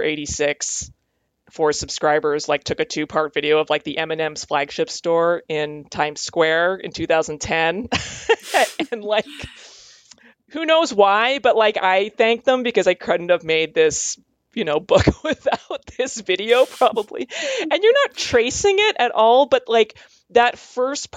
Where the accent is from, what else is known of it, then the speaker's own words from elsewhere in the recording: Calgary, Alberta, Canada; I grew up in Calgary, Alberta.